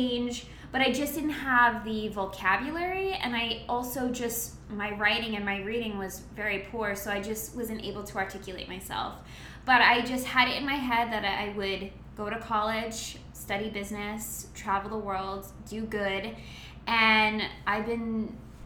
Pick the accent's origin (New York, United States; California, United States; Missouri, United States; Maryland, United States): New York, United States; Long Island; moved away as an adult; I'm originally from Long Island, New York.